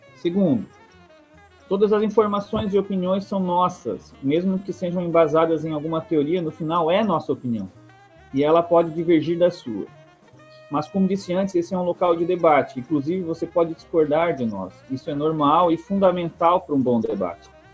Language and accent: Portuguese; Criciúma, Santa Catarina, Brazil; eu sou natural de Criciúma e moro aqui também, atualmente